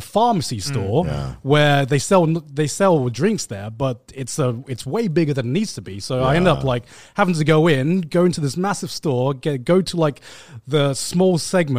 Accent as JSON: {"language": "English", "town": "Brighton", "region": "South East England", "country": "United Kingdom", "tie": "born or raised there", "moved": "as an adult", "lives_now": "Tokyo, Japan", "said": "walk around Brighton again, around town, because it's been quite a while since I've been in my hometown."}